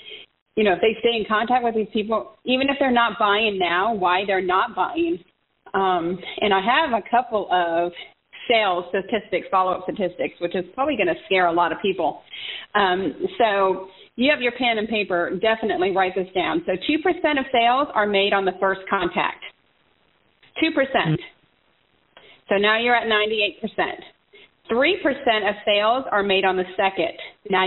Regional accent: San Diego, California, United States; we are both from San Diego, and we went to San Diego State

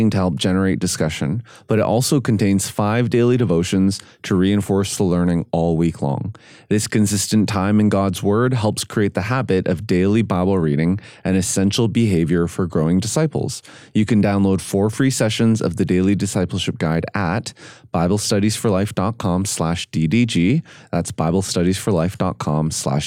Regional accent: Canada; I'm Canadian

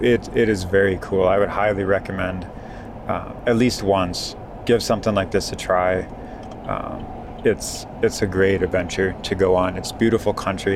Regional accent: Wisconsin, United States; Coming from my home state of Wisconsin

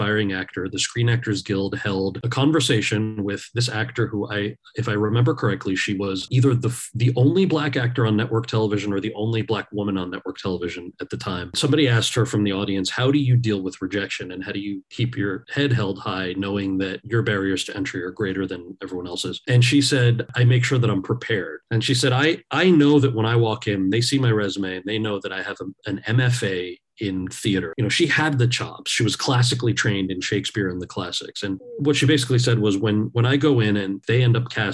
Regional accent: New Jersey, United States; I was born and raised in New Jersey, so my English is pretty good.

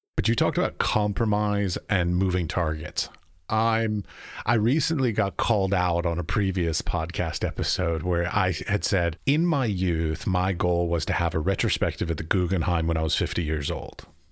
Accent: United States; moved away as an adult; also born or lived in United Arab Emirates; I'm from America, so I grew up going through schooling

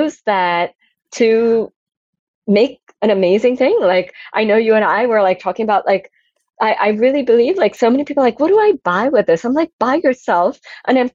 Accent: Antwerp, Flanders, Belgium; I grew up in Belgium, Antwerp, center of the diamond world.

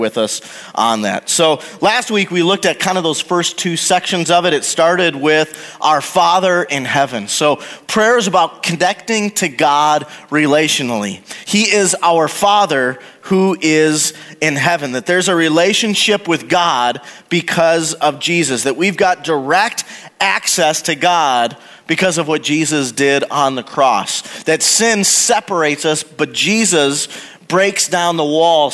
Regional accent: Wisconsin, United States; moved away as an adult; also born or lived in Oklahoma; I was born and raised in Wisconsin

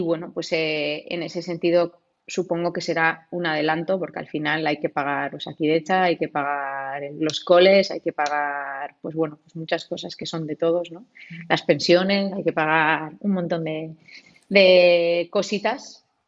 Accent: Gipuzkoa, Basque Country, Spain; en mi pueblo, como para no verlo eh, a nivel guipuzcoano y como para no verlo a nivel del País Vasco, que ya sabemos cómo somos todos

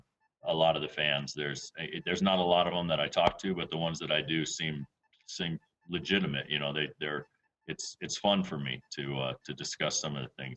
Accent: Waukesha, Wisconsin, United States; I was born in Waukesha.

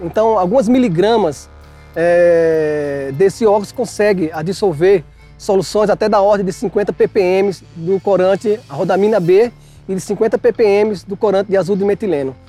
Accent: João Pessoa, Paraíba, Brazil; now in Bauru, Brazil; sou de João Pessoa, da Paraíba, e sou professor da Unesp de Bauru

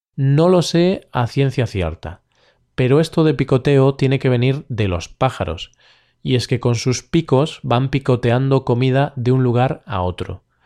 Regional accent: Galicia, Spain; mi tierra, Galicia

